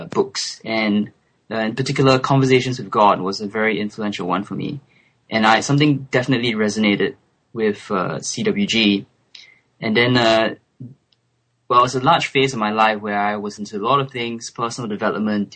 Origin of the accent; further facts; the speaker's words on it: Singapore; first language English; moved away as an adult; also born or lived in France; now in London, United Kingdom; I'm Singaporean. So Singapore is a little tiny island in Southeast Asia, and English is my first language. So I grew up in Singapore